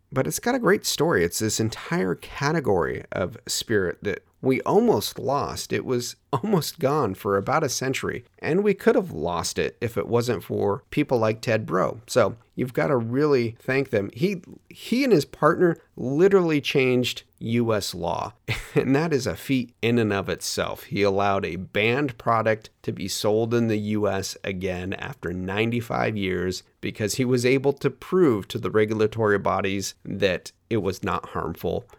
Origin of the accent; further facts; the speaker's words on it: Hood River, Oregon, United States; my hometown distillery, Hood River Distillers